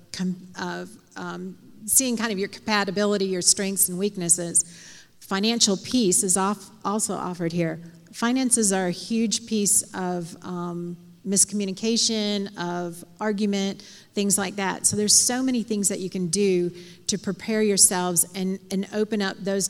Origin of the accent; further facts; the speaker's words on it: outside of Chicago, Illinois, United States; I grew up outside of Chicago